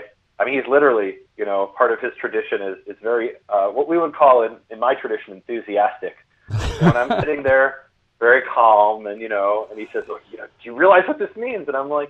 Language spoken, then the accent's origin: English; Chicago, Illinois, United States; moved away as an adult; also born or lived in Israel; Chicago, which happens to be where I'm from as well.